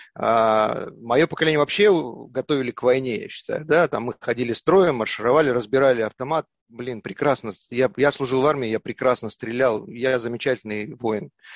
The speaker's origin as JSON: {"language": "Russian", "area": "Yakutia", "region": "Sakha Republic", "country": "Russia", "moved": "yes", "said": "все мы оттуда вышли, из Якутии, наша родина"}